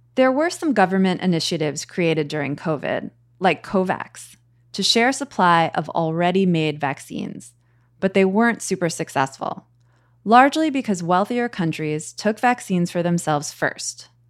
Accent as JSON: {"language": "English", "country": "United States", "said": "as an American"}